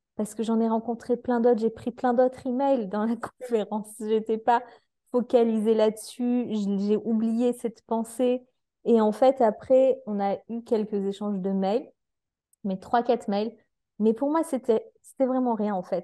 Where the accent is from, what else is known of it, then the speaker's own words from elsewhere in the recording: France; en tant que Français